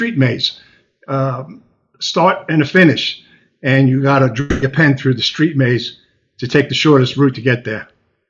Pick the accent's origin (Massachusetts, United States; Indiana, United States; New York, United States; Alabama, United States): New York, United States; Long Island; Originally from Long Island, the West End of Long Island